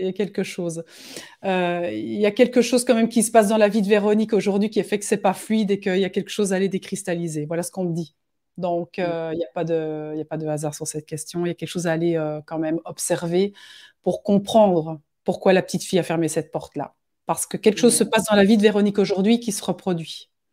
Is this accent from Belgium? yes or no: yes; Belgium; chez nous en Belgique